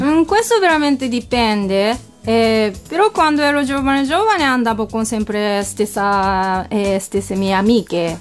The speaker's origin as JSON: {"language": "Italian", "region": "Kumamoto", "country": "Japan", "second_language": "Italian", "moved": "as an adult", "lives_now": "Florence, Italy", "said": "io abito in una città, si chiama Kumamoto, una città meridionale in Giappone"}